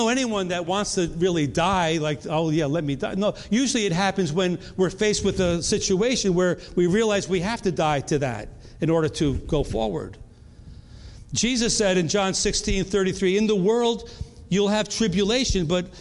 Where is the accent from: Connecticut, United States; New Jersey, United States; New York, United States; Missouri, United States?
New York, United States; moved away as an adult; also born or lived in North Carolina; We're from New York. We moved to North Carolina.